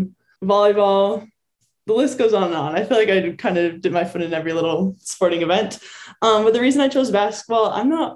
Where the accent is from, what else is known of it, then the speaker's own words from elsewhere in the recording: Medina, Minnesota, United States; moved away; also born or lived in Wayzata, Minnesota; everyone here knows me from being from Medina, Minnesota. But if you're from Minnesota, I don't say I'm from Medina because no one knows where that is. I say I'm from Wayzata because that's where I went to high school.